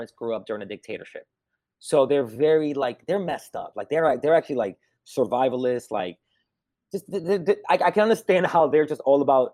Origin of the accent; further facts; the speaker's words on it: New York, United States; I grew up in America like during Clinton